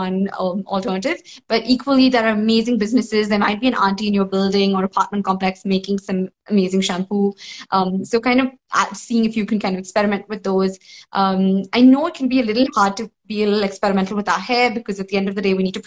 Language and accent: English; South India, India; I'm South Indian, so, you know, stainless steel is like part of every household